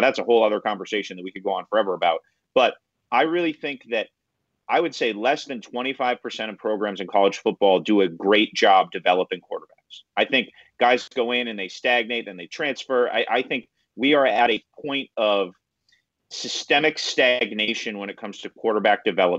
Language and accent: English; New England, United States; now in Massachusetts, United States; Look, I'm from New England. I grew up not that far from there. Connecticut and Massachusetts, where I live now